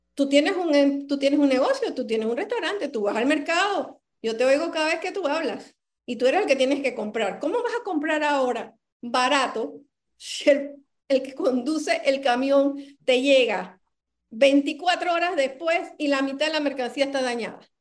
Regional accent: Panama; Yo quiero que alguien me dé la seguridad como ser humano y como panameña

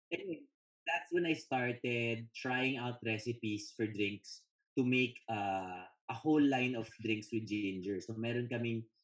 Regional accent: Philippines; bilang Pilipino, aminin nyo to, aminin nyo to guys

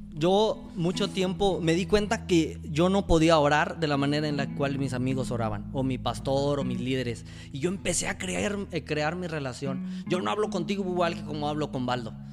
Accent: Ciudad Mante, Tamaulipas, Mexico; moved away as an adult; yo batallé mucho para estudiar en Mante porque no había tantas carreras, nomás había tres carreras en Mante.

